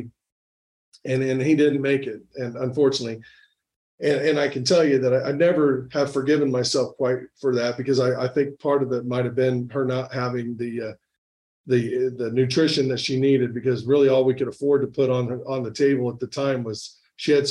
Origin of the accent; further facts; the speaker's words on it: Indiana, United States; moved away as an adult; also born or lived in Albuquerque, New Mexico; in my hometown in Indiana